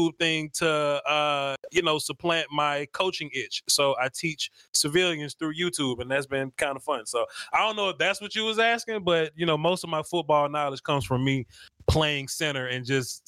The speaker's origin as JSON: {"language": "English", "town": "Natchez", "region": "Mississippi", "country": "United States", "moved": "yes", "lives_now": "Houston, United States", "said": "I live in Houston right now, but I'm from Mississippi, a little small town, Natchez, Mississippi"}